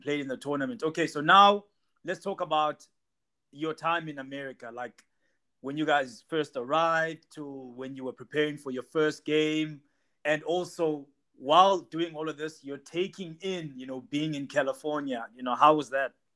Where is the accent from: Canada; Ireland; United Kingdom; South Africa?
South Africa; we South Africans